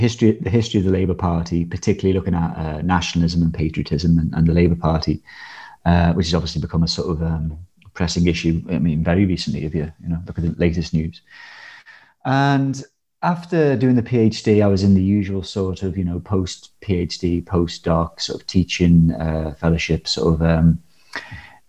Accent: Liverpool, North West England, United Kingdom; when I was like sort of a teenager growing up in Liverpool

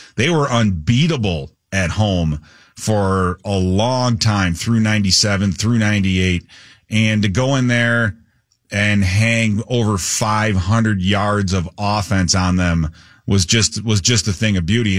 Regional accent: Chicago, Illinois, United States; moved away as an adult; now in Minnesota, United States; I grew up in Chicago

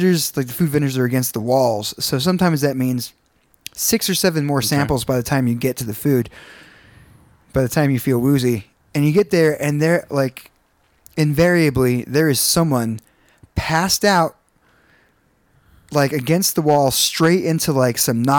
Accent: the South, United States; But I grew up in South, and I see no reason to ever go back there.

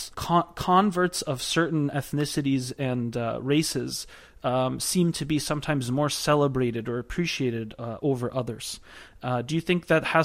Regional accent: Boston, Massachusetts, United States; moved away; also born or lived in San Francisco; I grew up with in Boston

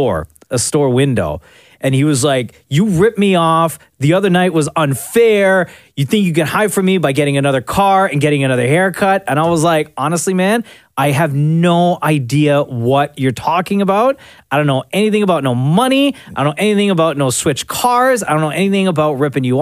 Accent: Toronto, Ontario, Canada; I grew up in Scarborough

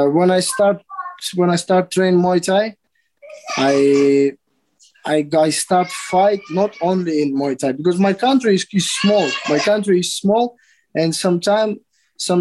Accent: Kyrgyzstan; also born or lived in Kazakhstan; I born in Kazakhstan, in a village. But we moved to a city, to big city in Kyrgyzstan

